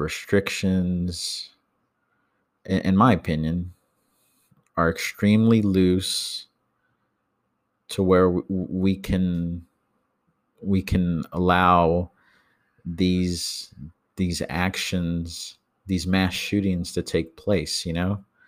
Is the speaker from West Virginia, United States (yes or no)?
no; Texas, United States; I'm from Texas.